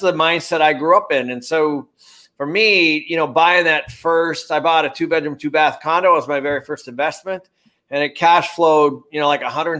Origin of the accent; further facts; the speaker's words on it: Everett, Washington, United States; I was born in Everett, Washington